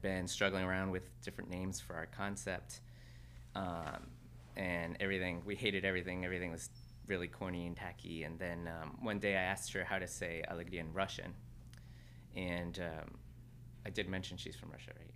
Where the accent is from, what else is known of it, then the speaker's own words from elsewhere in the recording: Mexico; moved away; I grew up in Mexico I was born there and raised there